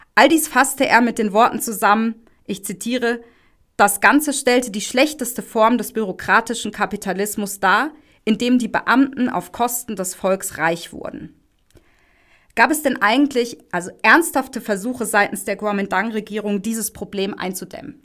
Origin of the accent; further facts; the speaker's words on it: Germany; bei uns in Deutschland